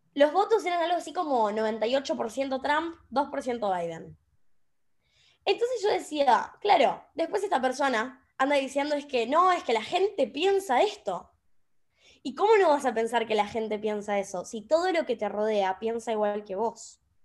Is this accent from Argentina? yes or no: yes; Chaco, Argentina; moved away as an adult; now in Buenos Aires, Argentina; yo soy de Chaco, no soy de Buenos Aires, por más que ahora vivo acá.